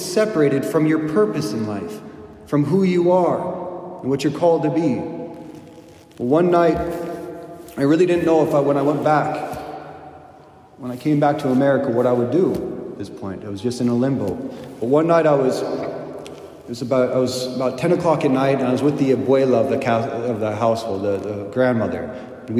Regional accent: United States; I'm an American

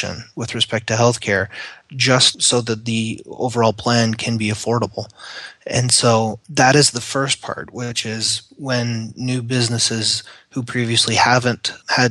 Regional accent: Canada; moved away as an adult; now in United States; I am a Canadian that has emigrated to the United States.

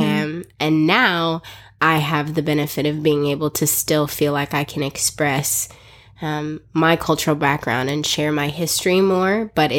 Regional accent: South Africa; So I was actually born and raised in South Africa. I am African by birth, and I spent half of my life raised in South Africa. Our parents were missionaries there for 23 years.

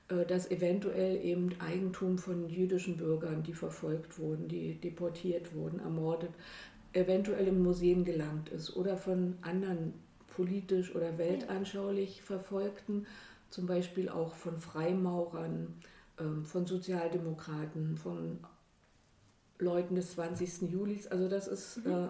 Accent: Berlin, Germany; Ich komme aus Berlin.

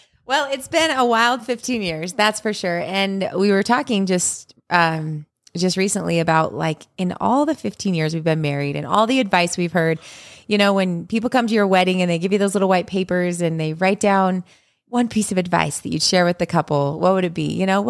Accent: Utah, United States; We have lived in Utah. Yeah. Our whole lives.

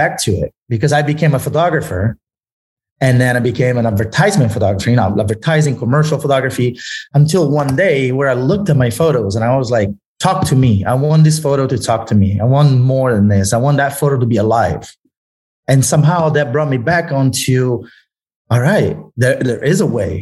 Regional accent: Italy; English is a second language; moved away; I grew up in Italy

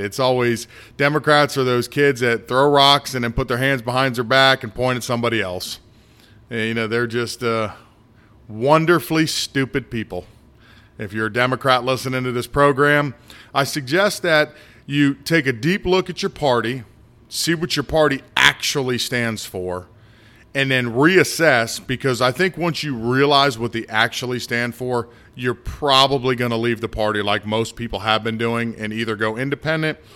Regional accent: United States; I've been in the United States my whole life

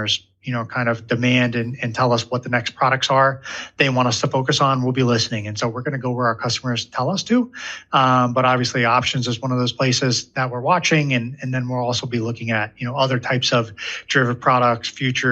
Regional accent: Ohio, United States; I grew up in Ohio

